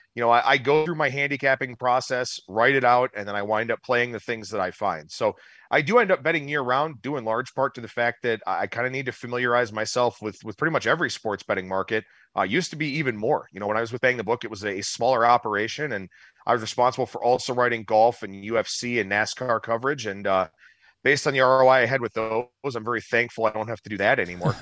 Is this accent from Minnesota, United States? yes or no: no; Cleveland, Ohio, United States; moved away as an adult; now in Las Vegas, United States; thirty-four years, born and raised in Cleveland